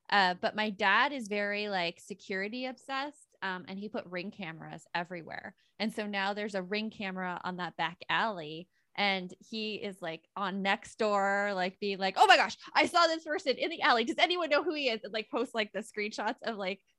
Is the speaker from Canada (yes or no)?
no; Arizona, United States; I did I grew up in Arizona.